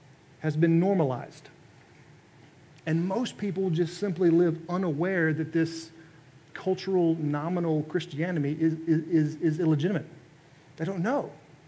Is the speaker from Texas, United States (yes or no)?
yes; Texas, United States; moved away as an adult; also born or lived in Oklahoma; now in Alabama, United States; I'm from Texas. Grew up in Texas. I consider Texas to be Southern, but it's not the South, okay? That is a different deal down there. All right, but having grown up in Texas and then having lived in Oklahoma for a while